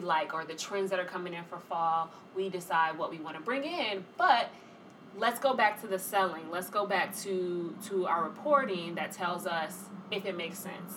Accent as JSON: {"language": "English", "town": "Atlanta", "region": "Georgia", "country": "United States", "tie": "born or raised there", "also_born_or_lived": "Washington, D.C.", "moved": "as an adult", "lives_now": "New York, United States", "said": "born and raised in Atlanta"}